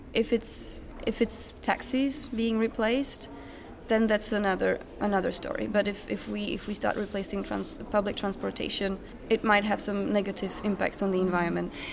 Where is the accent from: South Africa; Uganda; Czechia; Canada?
Czechia; Otěchov, south of Brno, South Moravian Region; also born or lived in England / Norway; now in Sweden; I come from a tiny village called Otěchov. Uh, it's south of Brno